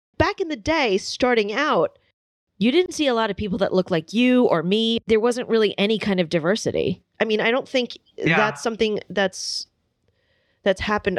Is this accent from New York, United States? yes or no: yes; New York City, New York, United States; my parents were immigrants. So, you know, we landed in Staten Island